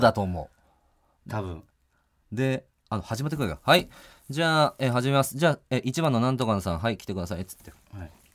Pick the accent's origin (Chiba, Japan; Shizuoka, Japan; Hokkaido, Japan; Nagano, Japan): Nagano, Japan; moved away as an adult; also born or lived in Tokyo; 地元の長野に帰って